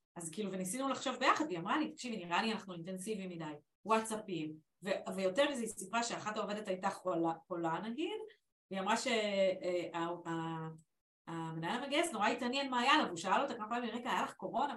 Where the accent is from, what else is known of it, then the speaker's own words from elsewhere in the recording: Israel; also born or lived in England; אנחנו בישראל